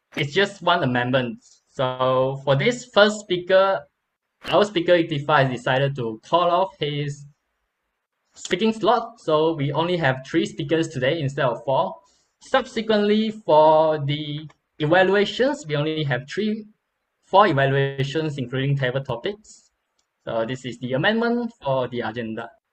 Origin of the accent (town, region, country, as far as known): Malaysia